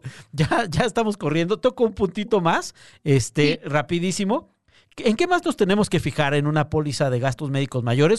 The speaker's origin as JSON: {"language": "Spanish", "country": "Mexico"}